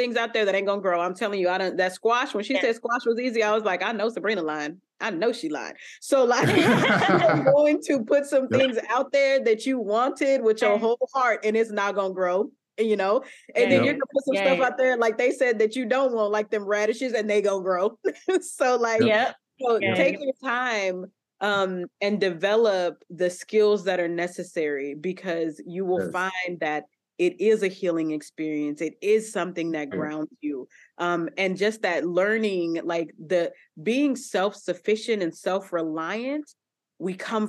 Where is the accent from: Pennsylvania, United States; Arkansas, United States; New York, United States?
Arkansas, United States; now in Texas, United States; I'm from Arkansas originally. Like I live in Texas now